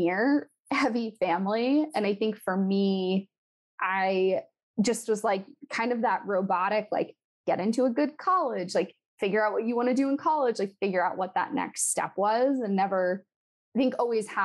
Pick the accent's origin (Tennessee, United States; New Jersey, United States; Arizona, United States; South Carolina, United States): New Jersey, United States; Morristown; moved away as an adult; also born or lived in California; now in Los Angeles, United States; My parents moved us to New Jersey